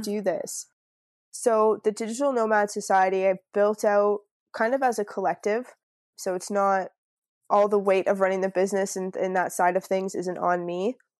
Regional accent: Niagara Falls, Ontario, Canada; moved away as an adult; also born or lived in Field, British Columbia / Fremantle, Australia; now in Byron Bay, Australia; I'm from Niagara Falls, so it's, like, right on the border

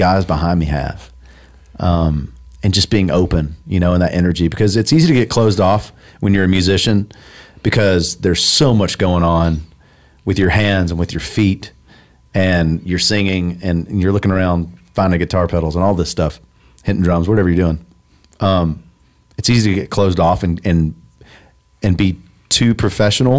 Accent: Tullahoma, Tennessee, United States; moved away; Tullahoma is about my hometown. It's my town, my hometown's name

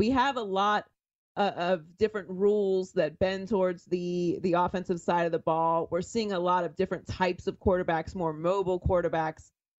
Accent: Pittsburgh, Pennsylvania, United States; I'm from Pittsburgh, so, you know, it's a blue collar place.

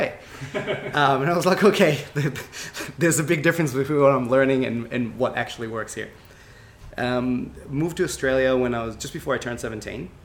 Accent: Israel; I grew up in Israel and trained in traditional martial arts

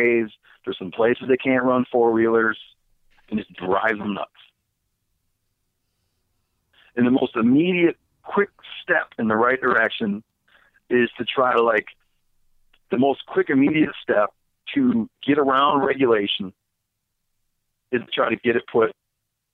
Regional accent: Michigan, United States; I grew up in Michigan.

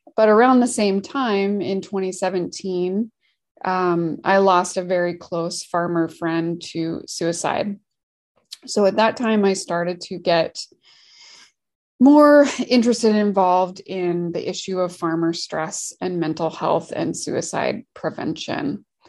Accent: Washington, United States; also born or lived in Oregon / California; I'm from Washington State

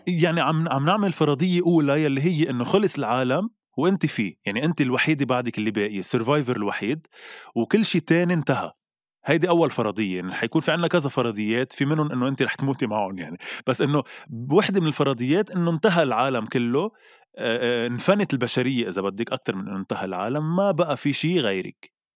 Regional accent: Lebanon; نحن كلبنانيه

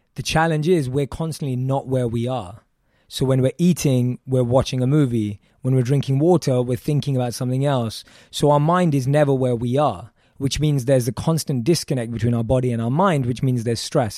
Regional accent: London, United Kingdom; born and raised in London

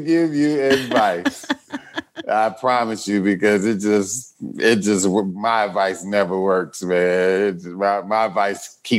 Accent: Chicago, Illinois, United States; Chicago, Southside.

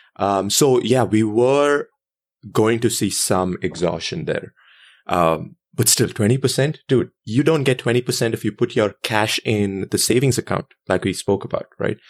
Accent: India; growing up in India

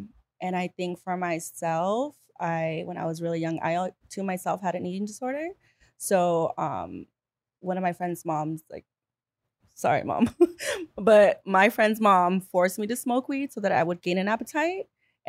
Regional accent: Bell Gardens, California, United States; also born or lived in Whittier / Los Angeles; I moved around a lot. So I was in Bell Gardens.

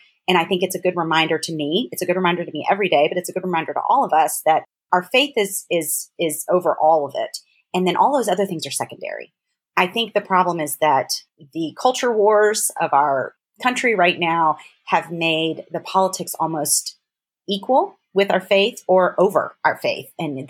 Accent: the South, United States; now in New York, United States; it is just an essay collection about sort of my life in New York and growing up in the South.

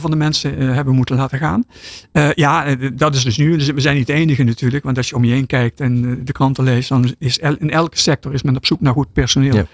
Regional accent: Netherlands; als, als Nederlander

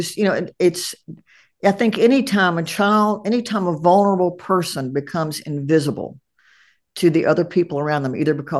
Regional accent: Appalachia, United States; I grew up in Appalachia. We feel good. We feel bad. That's it.

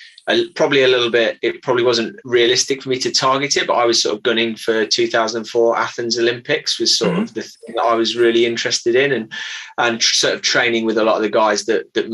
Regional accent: Midlands, United Kingdom; now in Christchurch, United Kingdom; I'm not from here. I grew up in the Midlands in the UK

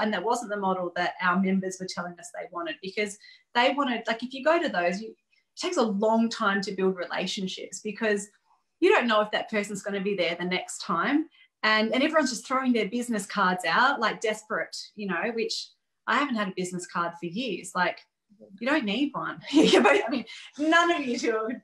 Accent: Gold Coast, Queensland, Australia; moved away; my hometown

